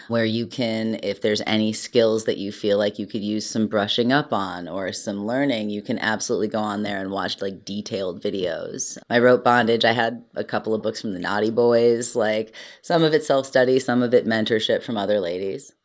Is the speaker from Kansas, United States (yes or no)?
no; Cleveland, Ohio, United States; I'm from Cleveland